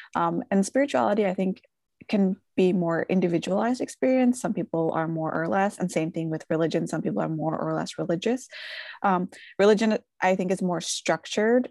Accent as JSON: {"language": "English", "town": "Philadelphia", "region": "Pennsylvania", "country": "United States", "tie": "born or raised there", "said": "I was born and raised in Philadelphia, and my family immigrated from Bangladesh"}